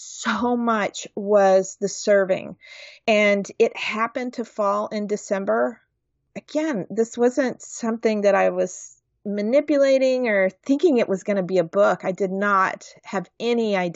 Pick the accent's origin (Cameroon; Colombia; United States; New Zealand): United States; the South; I am from the South